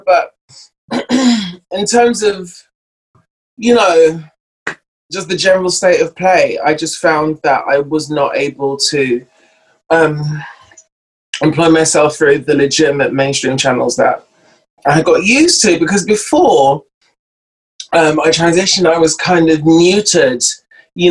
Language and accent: English; London, United Kingdom; moved away as an adult; I'm from North London, born and raised.